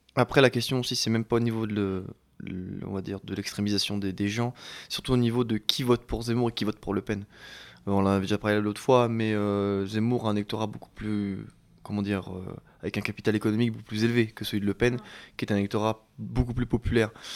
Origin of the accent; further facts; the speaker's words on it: Chalon-sur-Saône, Bourgogne-Franche-Comté, France; je viens de Chalon